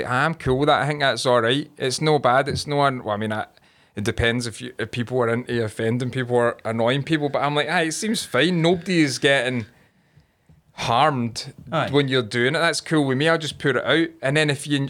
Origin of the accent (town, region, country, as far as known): Scotland, United Kingdom